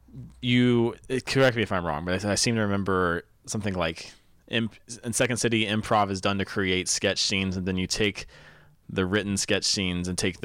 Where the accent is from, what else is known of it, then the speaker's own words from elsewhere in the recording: North Carolina, United States; I've been in North Carolina a long time. I grew up in North Carolina